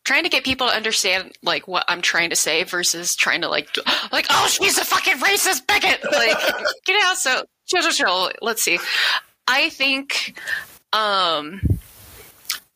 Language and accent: English; Denver, Colorado, United States; I am from the southwest corner of Denver, where it's pretty much Federal Boulevard, which is pretty ghetto and stuff